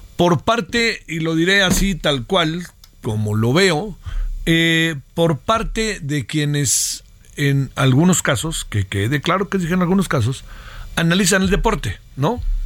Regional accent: Mexico; mexicanos, mexicanos. Sí, mexicanos

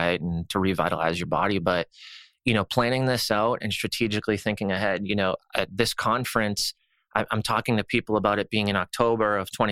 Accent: Boston, Massachusetts, United States; moved away; also born or lived in the South; Growing up in Boston and being so rough and aggressive

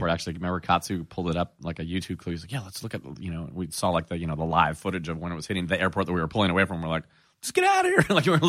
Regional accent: Florida, United States; It's weird for us because we're from Florida, too, though.

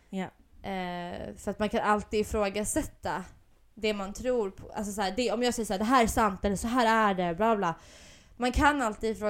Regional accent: Gotland, Sweden; accent: gotländska; Men jag har ju velat snacka gotländska så jävla länge så nu, har, nu har det fan kommit av sig själv.

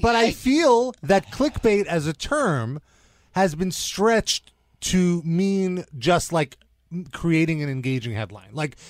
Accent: New York City, New York, United States

